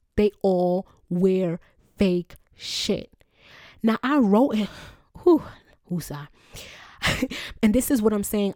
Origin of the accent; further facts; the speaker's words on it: Jamaica; I'm Jamaican